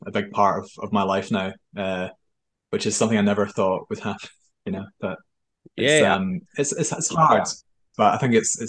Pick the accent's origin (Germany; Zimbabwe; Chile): Germany; born there; So just for some background, I was born in Germany on a military base. My father was a soldier. I'm from a long line of soldiers.